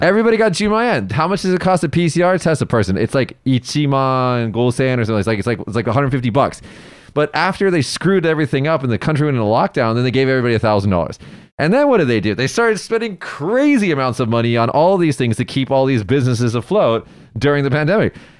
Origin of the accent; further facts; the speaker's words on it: United States; now in Japan; an American